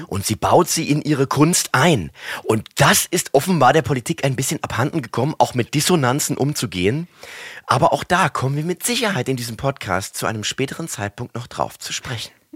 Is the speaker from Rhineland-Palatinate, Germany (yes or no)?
yes; Mainz, Rhineland-Palatinate, Germany; accent: Mainzer Dialekt; wir ein Haushalt sind, wo der Mainzer Dialekt gepflegt worden ist. Und natürlich bin ich hier auch äh, sozialisiert worden